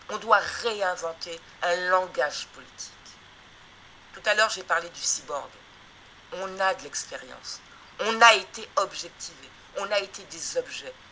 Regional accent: Guadeloupe; c'est donc quelque chose que nous vivons actuellement depuis 1949 euh, hein, euh, en tant que Guadeloupéenne, Martinique, etc.

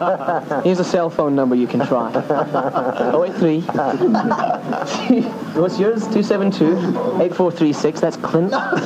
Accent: South Africa; I'm actually South African.

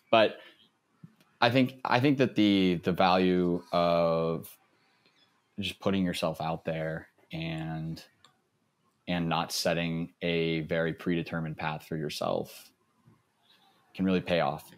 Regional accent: Texas, United States; I grew up in Texas

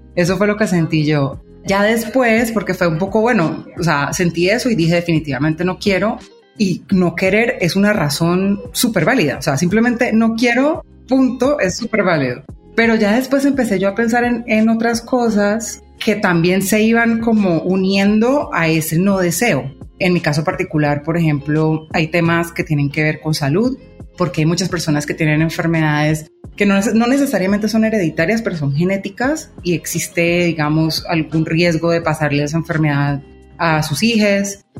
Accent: Colombia; accent: Colombian; yo soy colombiana, de pronto ya se habrán dado cuenta por el acento. Vivo en Colombia.

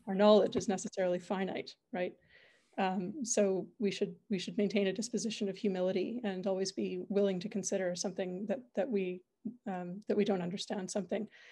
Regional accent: Calgary, Alberta, Canada; I'm originally from Calgary, grew up here

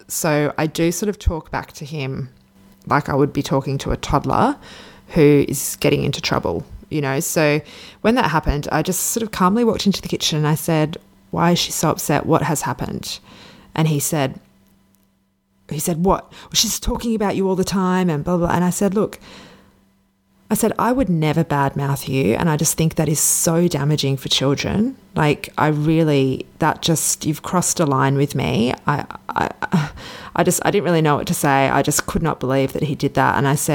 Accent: Sydney, New South Wales, Australia; which I'm originally from Sydney, but I was living in Perth.

